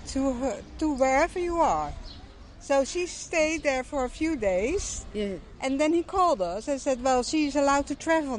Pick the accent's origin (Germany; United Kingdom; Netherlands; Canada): Netherlands; also born or lived in Spain; We're from Holland, and we have a house in Spain.